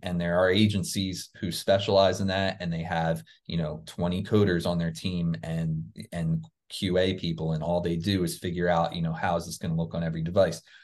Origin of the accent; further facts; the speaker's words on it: New Jersey near Philadelphia, United States; now in Florida, United States; I grew up in New Jersey near Philadelphia, Pennsylvania